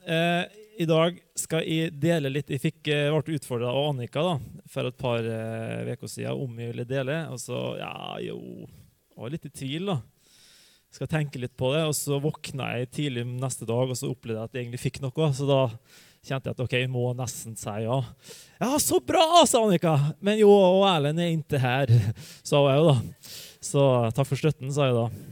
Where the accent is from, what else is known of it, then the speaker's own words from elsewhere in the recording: Hustadvika, Møre og Romsdal, Norway; moved away; jeg vokste opp i Hustavika